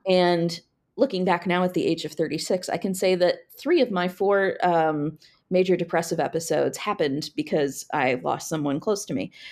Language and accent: English; Frederick, Maryland, United States; I grew up in Frederick, so was very familiar with D C